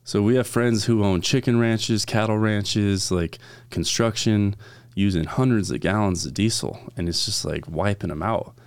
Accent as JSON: {"language": "English", "town": "Valley Center", "region": "California", "country": "United States", "tie": "born or raised there", "said": "I grew up in California"}